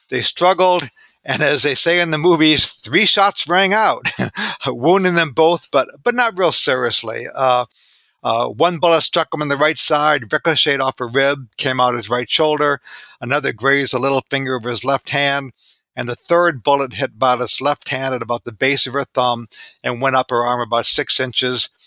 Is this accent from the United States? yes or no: yes; Aurora, Illinois, United States; moved away as an adult; now in Fredericksburg, United States; I've been in Fredericksburg, Virginia here as a librarian since 1980, but I grew up outside of Chicago in Aurora, Illinois